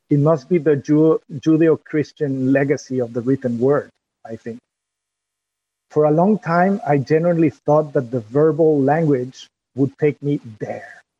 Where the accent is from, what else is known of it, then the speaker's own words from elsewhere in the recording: France; English is a second language; My accent when I go to, back to France or while I speak with you in English my accent as a creative expression.